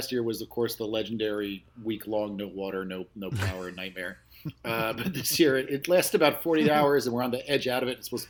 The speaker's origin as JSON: {"language": "English", "region": "East Coast", "country": "United States", "tie": "born or raised there", "moved": "yes", "said": "As a native East Coaster and a former hardcore kid"}